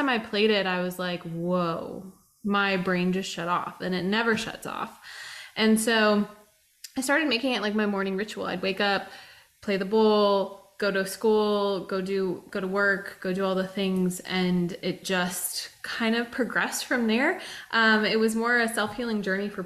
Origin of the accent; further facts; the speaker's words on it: Colorado Springs, Colorado, United States; moved away as an adult; also born or lived in Phoenix, Arizona; now in Nashville, United States; I was born and raised in Colorado, grew up in Colorado Springs